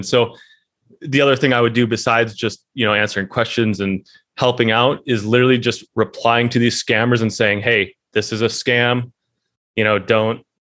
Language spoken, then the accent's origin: English; United States; It actually helped because I'm from America. They were based out of Singapore.